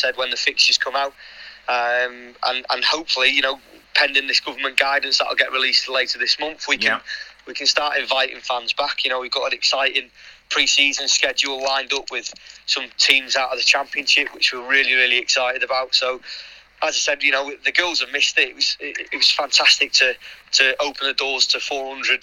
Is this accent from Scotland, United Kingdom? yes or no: no; Liverpool, North West England, United Kingdom; now in Wolverhampton, United Kingdom; I'm from Liverpool originally